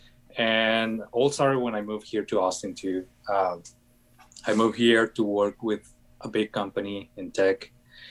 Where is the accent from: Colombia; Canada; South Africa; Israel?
Colombia; moved away; I'm from Colombia.